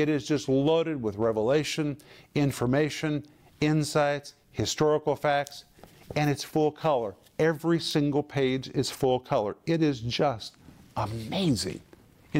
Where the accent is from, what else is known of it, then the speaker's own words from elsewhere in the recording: United States; I grew up in the United States.